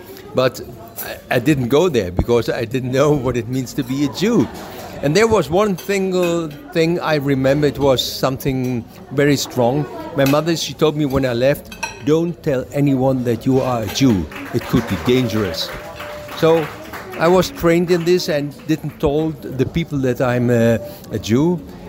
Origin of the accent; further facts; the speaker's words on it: Germany; now in Israel; I was born in Germany. from a Jewish woman. My mother, she's a Jew